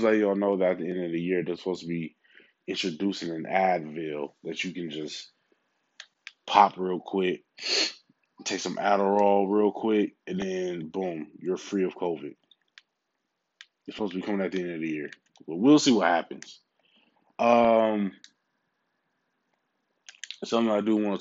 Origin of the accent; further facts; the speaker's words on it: Milwaukee, Wisconsin, United States; Milwaukee? That's where I'm from. I'm from Milwaukee. Like, I'm not from anywhere else.